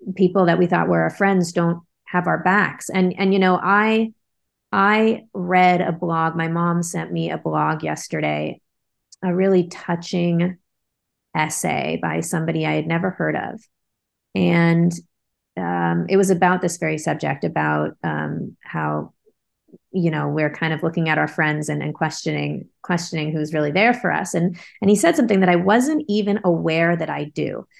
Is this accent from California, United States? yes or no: yes; Bay Area, California, United States; I grew up in the Bay Area